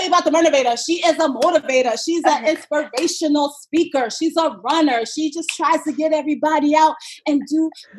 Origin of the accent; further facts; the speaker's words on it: New York City, New York, United States; my hometown marathon